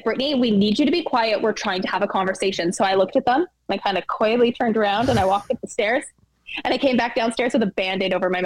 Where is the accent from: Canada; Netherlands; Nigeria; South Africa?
Canada; Toronto, Ontario; I was born in Toronto, Ontario in 1990 in the middle of a snowstorm in February